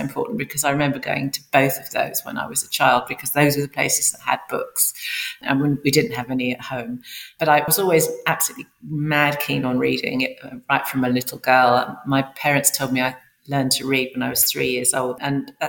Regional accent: London, United Kingdom; I grew up in a suburb of northwest London

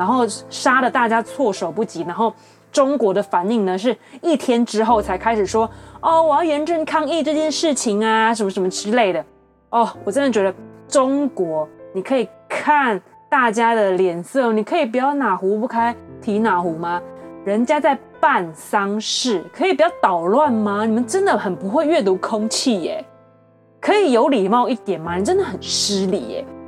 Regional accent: Taiwan; 我们台湾人

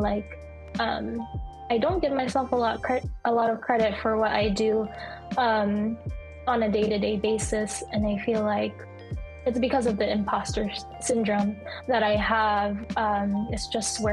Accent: United States; as a Filipino American second generation, that's, you know, I'm second generation Filipino

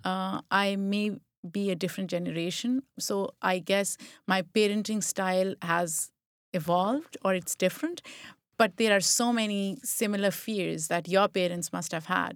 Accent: Pakistan; moved away; I grew up in Pakistan

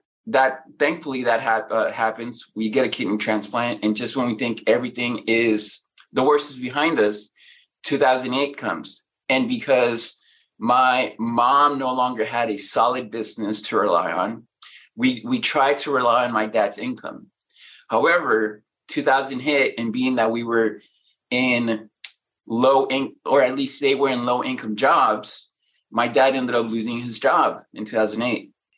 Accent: Mexico; now in United States; When we came from Mexico, we lived on food stamps here. We lived in a one-car garage that we converted into a bedroom.

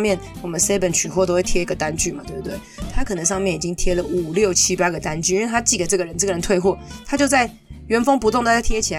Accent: Taiwan; 我们台湾人

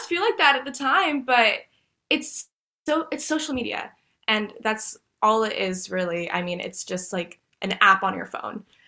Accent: Dallas, Texas, United States; I was born and raised in Dallas, Texas. I've lived here my entire life

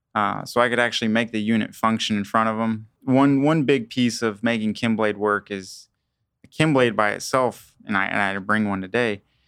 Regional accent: Kingman, Kansas, United States; I am from Kingman, Kansas

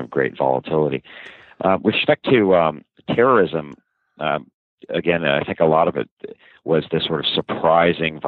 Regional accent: Montgomery County, Maryland, United States; also born or lived in New York City / Paris; I grew up from about age five in Montgomery County, Maryland, actually, just in the, believe it or not, in the D.C. suburbs

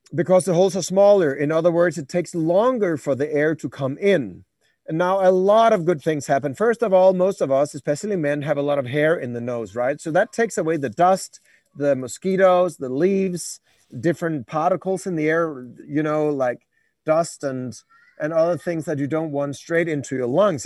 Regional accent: Denmark; I'm from Denmark, so a bit, bit cold in the, in the north

